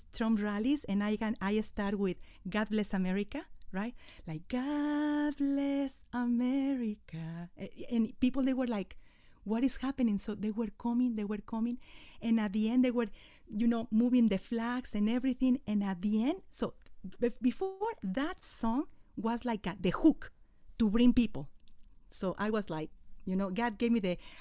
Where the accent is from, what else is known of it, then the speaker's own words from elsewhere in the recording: Mexico City, Mexico; first language Spanish; English is a second language; moved away as an adult; I was born in Mexico City